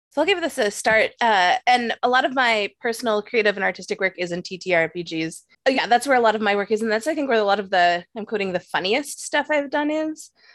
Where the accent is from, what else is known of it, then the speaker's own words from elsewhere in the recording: Canada; also born or lived in New York; as a Canadian